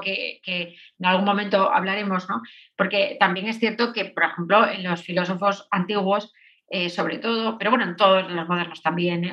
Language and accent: Spanish; Spain; soy española